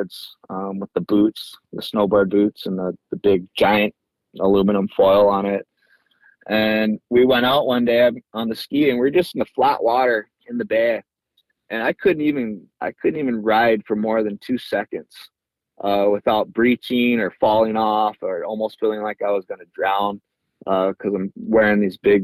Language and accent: English; Hanalei, Hawaii, United States; also born or lived in North Shore, Oahu; growing up in Hanalei was really cool